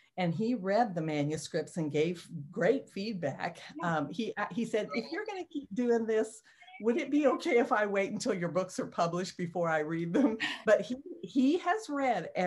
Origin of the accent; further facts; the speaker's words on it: Kansas, United States; moved away as an adult; now in Missouri, United States; I always want to say I'm from Kansas